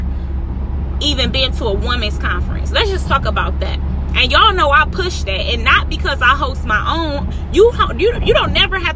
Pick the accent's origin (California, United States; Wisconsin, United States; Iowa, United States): Wisconsin, United States; Milwaukee; Center Street, that's where I'm from, 24th and Center, till